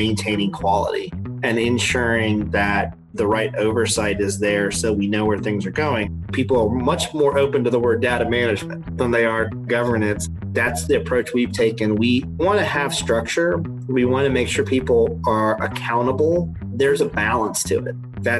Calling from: Knoxville, Tennessee, United States; I am in Knoxville, Tennessee.

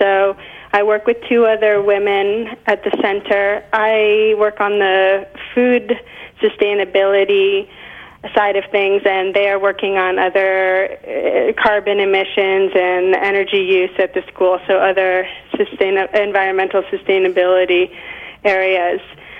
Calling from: Great Barrington, Massachusetts, United States; I am calling you from, I am actually in Great Barrington, Massachusetts, right now in South Berkshire County.

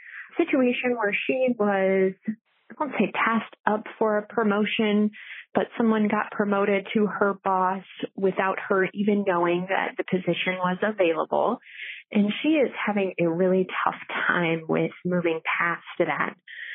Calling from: Des Moines, Iowa, United States; I am calling from Des Moines, Iowa.

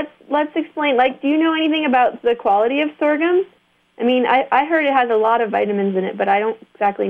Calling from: Hardwick, Vermont, United States; because I'm calling you from Hardwick, Vermont, which is another really dynamic agricultural economy.

